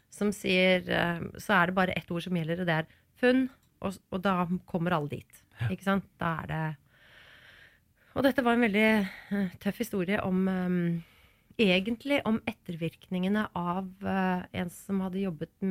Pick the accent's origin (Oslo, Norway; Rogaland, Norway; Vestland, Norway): Rogaland, Norway; Stavanger; Hadde vi vært i Stavanger nå og gjort et intervju eh, der, eh, så hadde jeg snakka